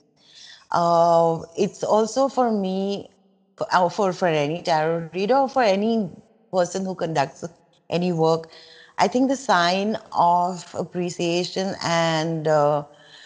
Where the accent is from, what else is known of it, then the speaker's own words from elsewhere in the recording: India; I relate to as an Indian